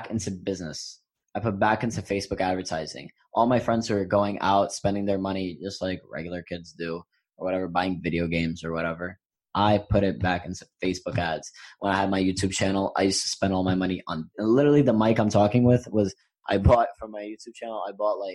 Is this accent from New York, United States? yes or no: yes; New York City, New York, United States; I grew up in New York